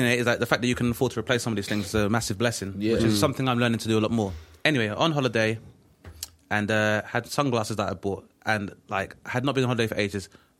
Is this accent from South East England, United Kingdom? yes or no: no; London, United Kingdom; growing up in Southeast London